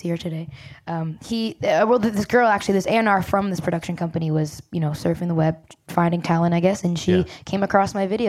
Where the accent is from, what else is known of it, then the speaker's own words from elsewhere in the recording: Brampton, Ontario, Canada; I'm from Brampton, Ontario, Canada